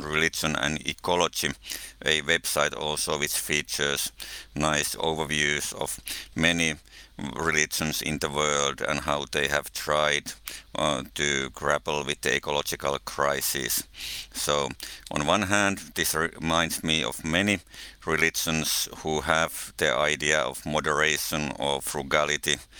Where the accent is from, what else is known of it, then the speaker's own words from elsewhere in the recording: Finland; I come from Finland, living in Helsinki